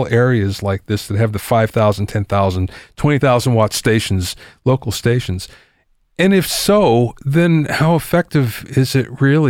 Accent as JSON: {"language": "English", "region": "Pennsylvania", "country": "United States", "tie": "born or raised there", "moved": "yes", "said": "I grew up in Pennsylvania. I still go back there to see family every now and then."}